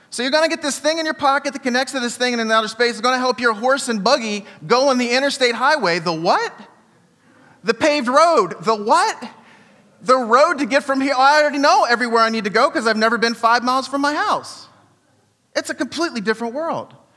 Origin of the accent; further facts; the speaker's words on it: United States; I'm from Washington